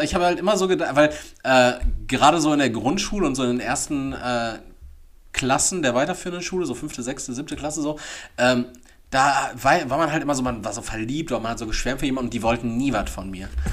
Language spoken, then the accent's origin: German; Dortmund, North Rhine-Westphalia, Germany; born or raised there